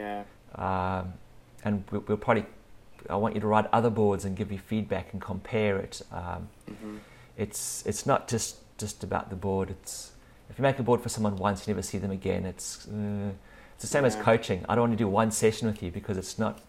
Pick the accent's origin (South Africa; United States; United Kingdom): South Africa; now in Australia; I'm living in Australia now, but I grew up in South Africa